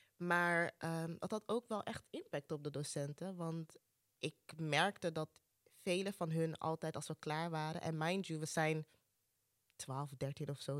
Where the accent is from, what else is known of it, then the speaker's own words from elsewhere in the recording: Amsterdam, North Holland, Netherlands; Ik ben opgegroeid in Amsterdam Zuidoost, dus dit is mijn thuishaven